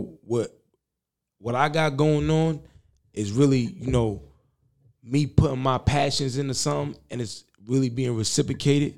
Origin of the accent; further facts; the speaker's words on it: New York City, New York, United States; I'm not saying I wasn't born in Queens, but I was raised in Queens, like my whole life.